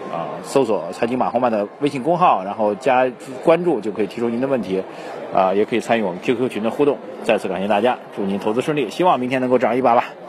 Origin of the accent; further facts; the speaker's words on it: China; 我们中国人习惯的这个所谓“大难之后见真情”啊